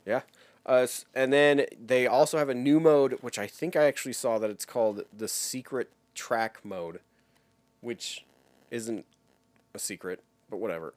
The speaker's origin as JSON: {"language": "English", "region": "Wyoming", "country": "United States", "tie": "born or raised there", "said": "I was growing up in Wyoming at the time"}